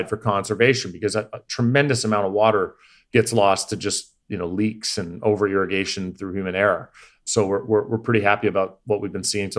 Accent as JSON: {"language": "English", "country": "Canada", "said": "Yeah, no, yeah, I'm not. I'm from the Commonwealth. I'm from Canada."}